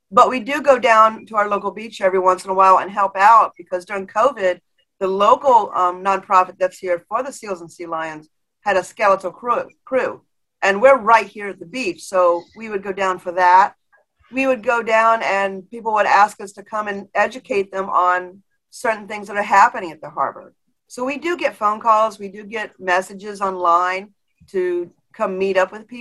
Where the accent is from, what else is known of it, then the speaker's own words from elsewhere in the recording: Florida, United States; I was born and raised in Florida